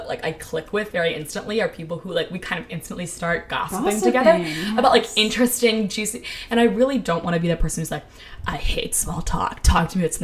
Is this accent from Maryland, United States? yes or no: yes; Maryland, United States; I grew up in Maryland, like, right next to D.C.